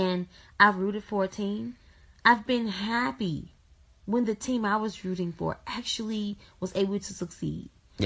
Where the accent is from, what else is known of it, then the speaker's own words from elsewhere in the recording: Alabama, United States; growing up in Alabama